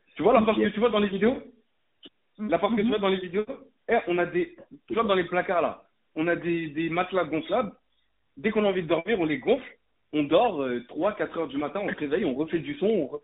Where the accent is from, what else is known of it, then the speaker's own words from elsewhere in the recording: Paris, Île-de-France, France; moi c'est Paris